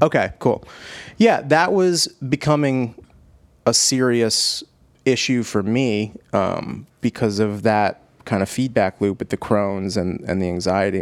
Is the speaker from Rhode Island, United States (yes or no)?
yes; Cranston, Rhode Island, United States; I'm from Cranston